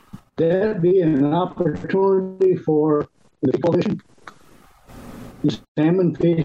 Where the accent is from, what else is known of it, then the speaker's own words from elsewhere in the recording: northern Ohio, United States; northern Ohio, my home country.